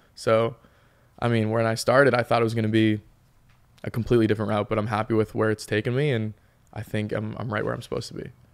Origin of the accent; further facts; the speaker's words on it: Peabody, Massachusetts, United States; moved away as an adult; now in Los Angeles, United States; I'm obviously from the North Shore, you know, Peabody, Massachusetts